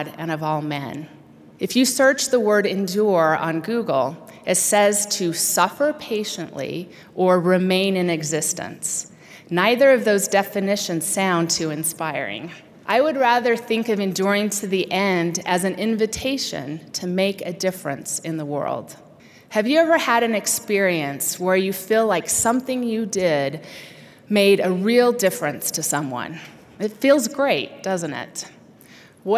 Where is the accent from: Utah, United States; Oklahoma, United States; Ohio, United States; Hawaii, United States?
Utah, United States; moved away as an adult; I was getting ready to leave my lifelong home in Utah